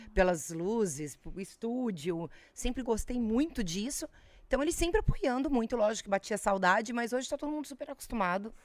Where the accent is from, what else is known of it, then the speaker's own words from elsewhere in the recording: Brasília, Federal District, Brazil; moved away; also born or lived in Volta Redonda, Rio de Janeiro; É uma infância que eu passei em Brasília, porque eu sou de Brasília